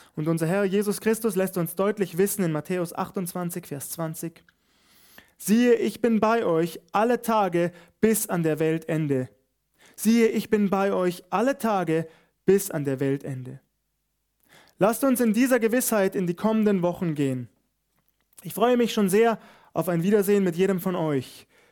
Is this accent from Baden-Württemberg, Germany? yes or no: no; Bavaria, Germany; hier bei uns in Bayern